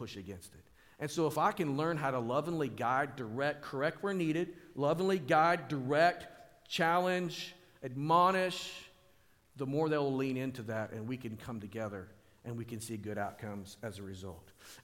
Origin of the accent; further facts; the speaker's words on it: Springdale, Arkansas, United States; we lived in an apartment complex on the north end of my hometown, Springdale